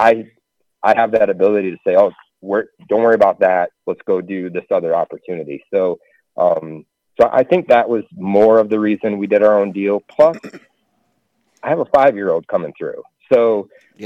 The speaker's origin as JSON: {"language": "English", "region": "the North", "country": "United States", "moved": "as an adult", "said": "We're from the North."}